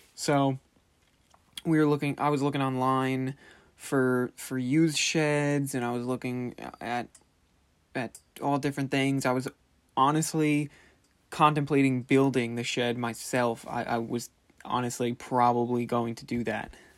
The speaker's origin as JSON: {"language": "English", "town": "Commack", "region": "New York", "country": "United States", "said": "we're from Comac"}